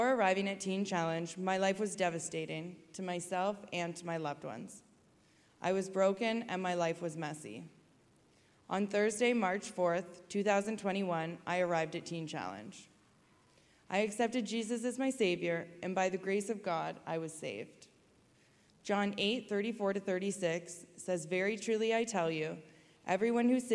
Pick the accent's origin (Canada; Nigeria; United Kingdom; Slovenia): Canada; Waterloo, Ontario; also born or lived in Kitchener, Ontario; I grew up in Waterloo, Ontario